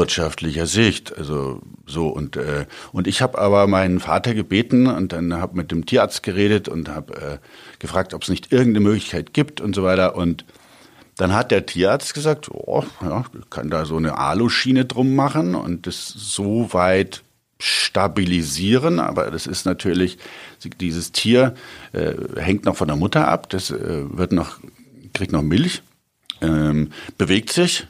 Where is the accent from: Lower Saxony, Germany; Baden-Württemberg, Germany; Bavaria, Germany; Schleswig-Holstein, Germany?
Bavaria, Germany; Augsburg; ich bin auf dem Hof groß geworden